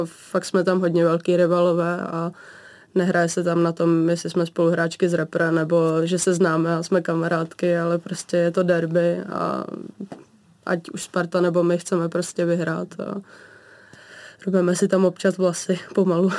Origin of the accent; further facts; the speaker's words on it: Vsetín, Zlín Region, Czechia; Já pocházím z Moravy